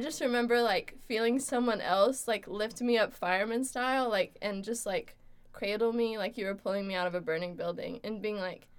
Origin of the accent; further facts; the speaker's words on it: Florida, United States; I'm from Florida, USA.